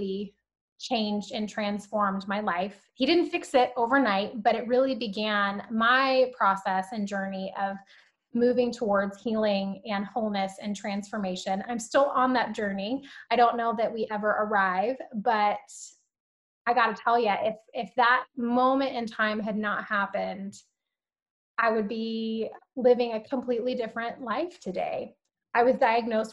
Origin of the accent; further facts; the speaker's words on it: Alabama, United States; also born or lived in San Diego, California; now in Southern California, United States; I was born in San Diego, but I was actually raised in Alabama.